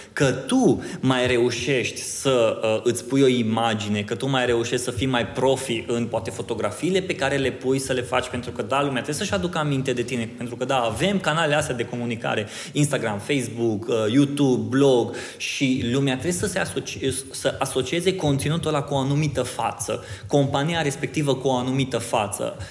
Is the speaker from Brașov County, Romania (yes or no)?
no; Oradea, Bihor County, Romania; sunt din Oradea